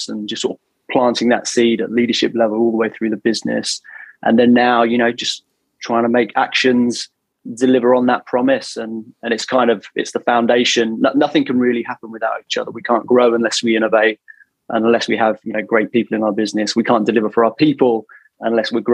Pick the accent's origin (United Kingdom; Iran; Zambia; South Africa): United Kingdom; London; moved away as an adult; now in Toronto, Canada; Born and bred in London.